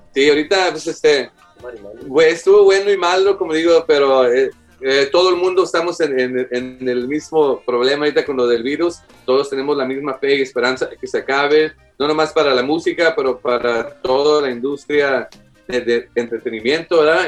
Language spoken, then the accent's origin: Spanish; Houston, Texas, United States; somos de Houston